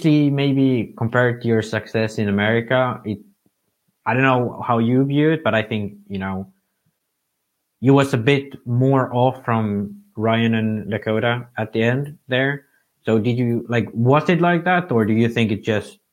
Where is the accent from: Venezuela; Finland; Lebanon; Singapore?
Finland; moved away; I'm from Finland